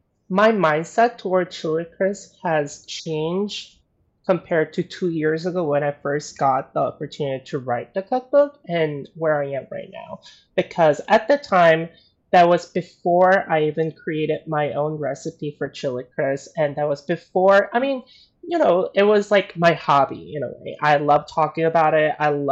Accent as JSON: {"language": "English", "region": "the South", "country": "United States", "tie": "born or raised there", "said": "growing up in the South. So I didn't necessarily have a lot of like Asian friends or didn't grow up with a lot of Asian community slash culture."}